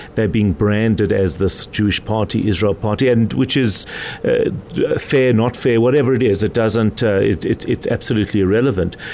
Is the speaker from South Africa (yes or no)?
yes; South Africa; I am as South African as the president is